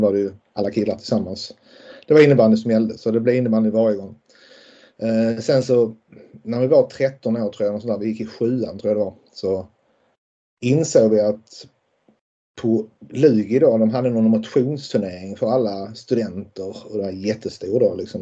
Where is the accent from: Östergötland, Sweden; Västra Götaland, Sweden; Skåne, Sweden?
Skåne, Sweden; Lund; jag kommer ju från Lund och, och um, bor ju fortfarande i Lund och alltid bott i, bott i Lund.